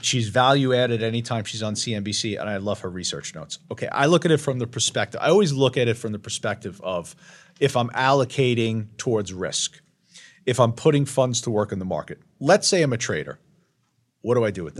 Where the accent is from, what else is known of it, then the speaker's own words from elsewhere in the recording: Long Island, New York, United States; I'm from Long Island, and I don't have an Ivy League education